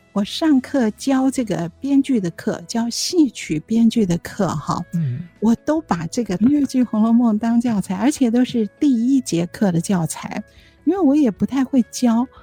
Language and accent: Chinese; Taiwan; also born or lived in Zhejiang (ancestral); 因为那个时候我在读小学，我们在台湾嘛